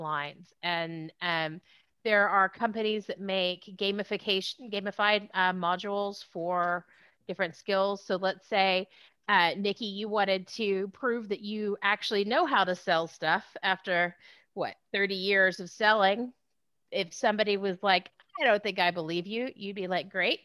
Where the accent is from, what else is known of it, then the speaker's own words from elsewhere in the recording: Southeast Texas, United States; also born or lived in Houston, Texas / Austin, Texas; I was raised, I grew up in Texas, born in Houston, raised in Southeast Texas